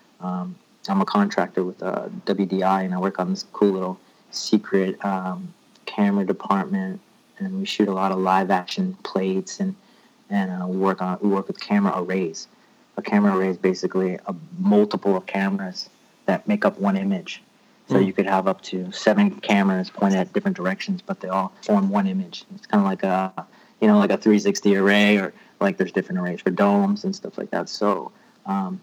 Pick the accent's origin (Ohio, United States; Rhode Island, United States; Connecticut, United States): Rhode Island, United States; moved away as an adult; now in Los Angeles, United States; I'm originally from Rhode Island. You know, I moved to California right after college